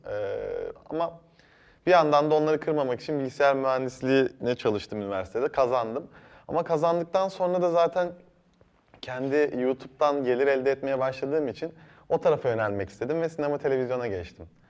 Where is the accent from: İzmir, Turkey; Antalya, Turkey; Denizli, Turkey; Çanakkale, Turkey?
Antalya, Turkey; moved away as an adult; also born or lived in Ankara / Erzurum; now in Istanbul, Turkey; ben e, Antalya'da büyüdüm